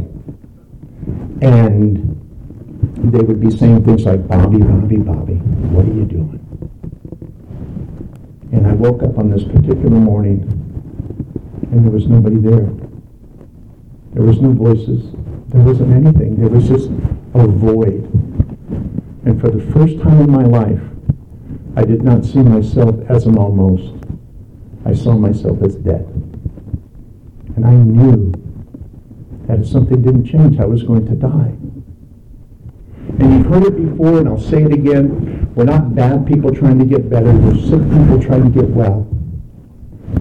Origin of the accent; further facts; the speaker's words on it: Los Angeles, California, United States; moved away; also born or lived in Salt Lake City; I grew up in Southern California in downtown Los Angeles